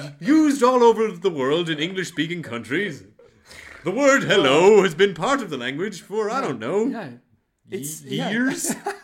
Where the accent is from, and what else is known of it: Ireland; born or raised there; moved away